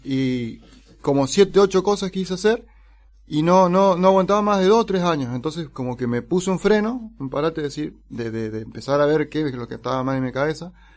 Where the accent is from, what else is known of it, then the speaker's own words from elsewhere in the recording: Neuquén, Argentina; also born or lived in San Rafael, Mendoza; now in Mendoza, Argentina; yo nací en San Rafael, y a los poquitos días me llevaron para Neuquén. Y ahí viví casi toda mi vida